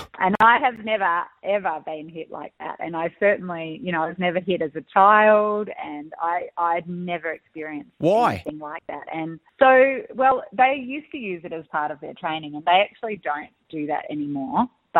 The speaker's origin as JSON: {"language": "English", "country": "South Korea", "tie": "born or raised there", "moved": "yes", "said": "I grew up in Korea being beaten like this and it's made me so strong."}